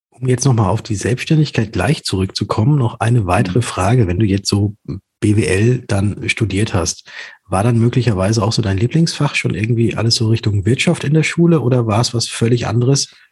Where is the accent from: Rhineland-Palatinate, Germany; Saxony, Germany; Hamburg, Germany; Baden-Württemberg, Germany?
Baden-Württemberg, Germany; Hattenhofen; Ich bin im wunderschönen Ort Hattenhofen